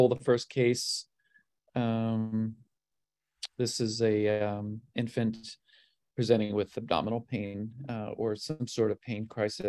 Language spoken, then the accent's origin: English; New York, United States; moved away; also born or lived in the South; And I can say that as a New Yorker, because I've spent 7 or 8 years in the South.